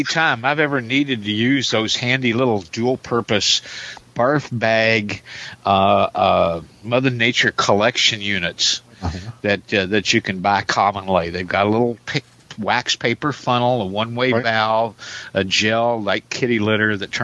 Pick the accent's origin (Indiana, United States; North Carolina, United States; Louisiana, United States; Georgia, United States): Indiana, United States; Jeffersonville; now in Wichita, United States; my hometown, Jeffersonville, Indiana